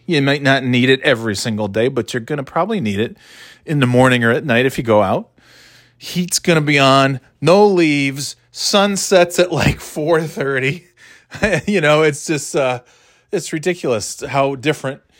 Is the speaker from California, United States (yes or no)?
no; New York, United States; now in Nashua, United States; where I grew up in New York is nowhere near any, uh, ocean